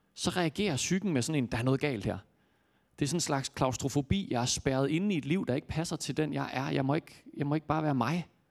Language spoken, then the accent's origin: Danish; Jutland, Denmark; jeg kommer fra Jylland